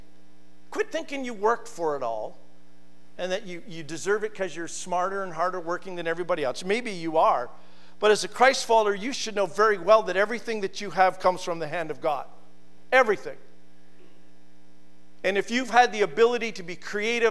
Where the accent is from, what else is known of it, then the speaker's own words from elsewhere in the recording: Naughton, Ontario, Canada; in my hometown of Naughton